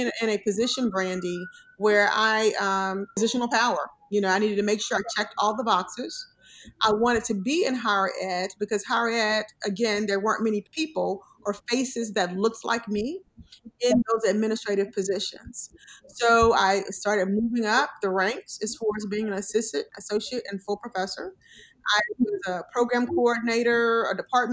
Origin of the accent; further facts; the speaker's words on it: Mobile, Alabama, United States; also born or lived in San Antonio, Texas; now in Bloomfield, United States; born and raised in Mobile, Alabama, for the most part, by my grandmother